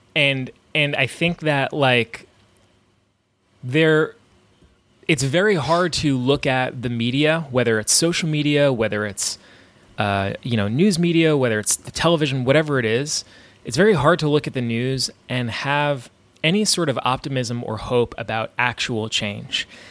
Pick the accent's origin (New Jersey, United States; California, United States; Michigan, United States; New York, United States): New York, United States; growing up in New York